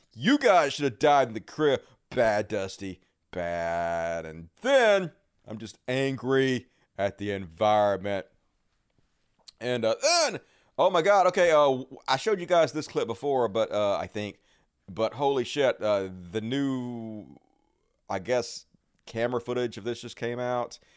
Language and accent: English; the South, United States